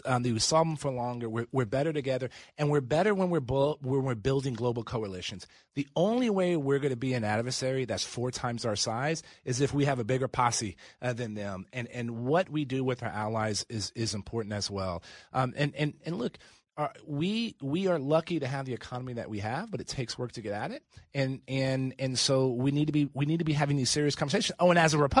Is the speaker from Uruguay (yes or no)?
no; United States; I'm lucky to have been born in America